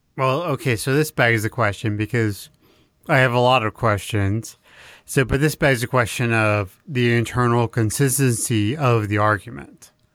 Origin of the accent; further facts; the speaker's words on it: Texas, United States; I'm from Texas